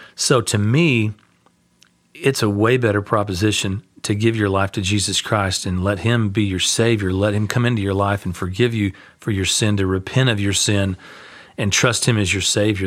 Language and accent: English; United States; we're American